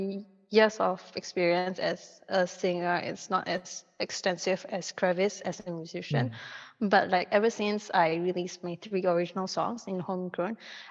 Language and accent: English; Singapore; As a Singaporean, we are slave to CPF.